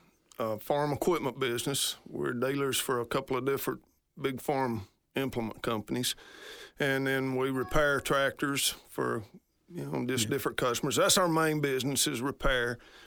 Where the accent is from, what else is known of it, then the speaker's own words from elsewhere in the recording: Hartselle, United States; Born and raised in Hartsel. Graduated Hartsel. 1978, and went into service right after I got out of there, and raised up on a dairy farm